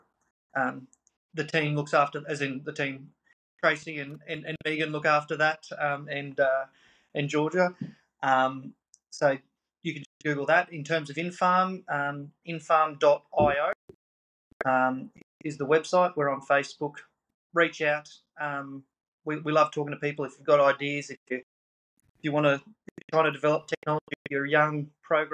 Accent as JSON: {"language": "English", "country": "Australia", "lives_now": "Goondiwindi, Australia", "said": "we as Australian agriculture, we as rural Australia"}